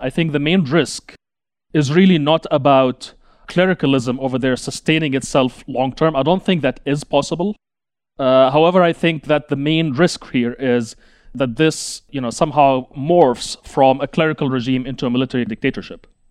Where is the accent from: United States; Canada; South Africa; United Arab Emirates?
United Arab Emirates; I grew up in the United Arab Emirates